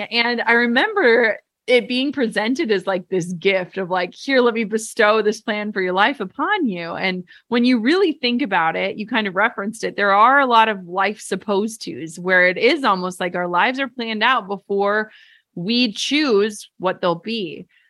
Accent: Minnesota, United States; I'm from Minnesota and my parents worked, like, the same jobs their entire lives

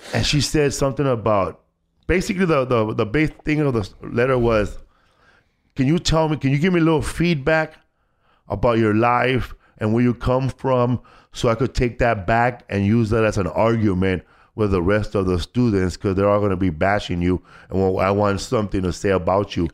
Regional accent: Los Angeles, California, United States; I grew up in Boyle Heights

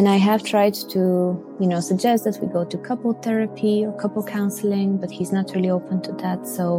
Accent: Bulgaria; English is a second language; now in Belgium; I'm originally from Bulgaria and I'm currently living in Belgium.

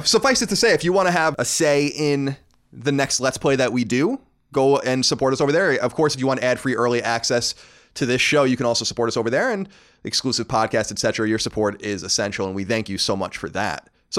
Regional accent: New York, United States; accent: New York; Because I've lost my New York accent. It only comes out when I'm angry or upset

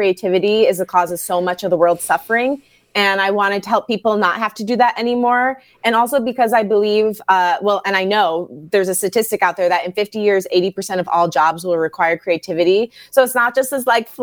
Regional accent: Grosse Pointe, Michigan, United States; I was born and raised in Grosse Pointe.

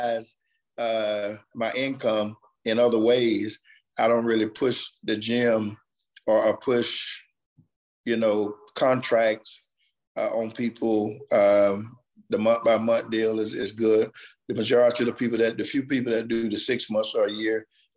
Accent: Fort Meade, Florida, United States; I'm from Fort Meade. Went in the military for 6 years, came back home to Fort Meade. So I've been in the community, been in the town pretty all of my life

